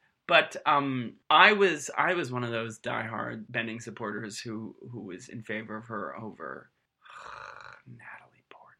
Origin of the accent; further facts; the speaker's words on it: Ireland; as an Irishman